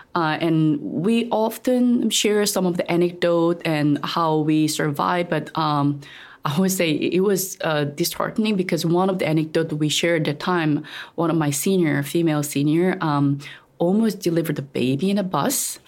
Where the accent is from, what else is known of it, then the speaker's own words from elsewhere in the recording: South Korea; English is a second language; moved away as an adult; now in Taiwan; I'm originally from Korea